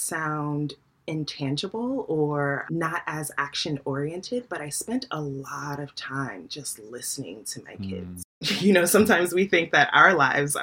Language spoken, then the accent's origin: English; Newark, New Jersey, United States; I'm from Newark, New Jersey, and this is a city that is predominantly African American, Dominican, Puerto Rican, Latinx